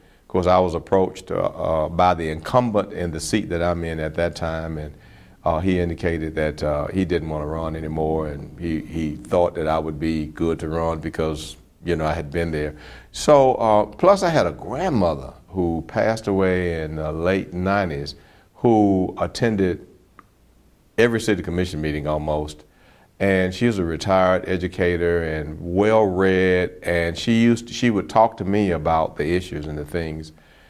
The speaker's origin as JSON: {"language": "English", "town": "Bartow", "region": "Florida", "country": "United States", "said": "I'm from Bartow, Florida."}